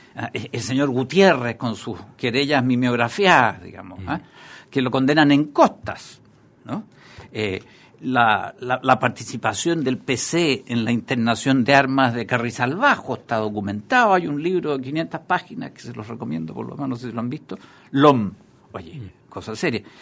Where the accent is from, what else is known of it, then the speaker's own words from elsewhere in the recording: Chile; tenemos como sociedad chilena